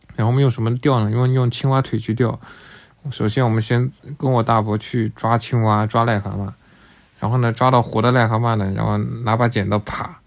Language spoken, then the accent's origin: Chinese; Jingjiang, Taizhou, Jiangsu, China; 我是晋江长大的。我怕有听众可能不知道晋江在哪里，补充一下在江苏的泰州